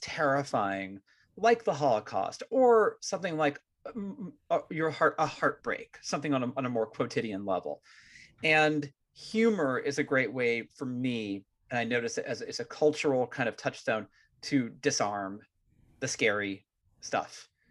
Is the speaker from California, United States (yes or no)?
yes; Marin, California, United States; I'm from Marin originally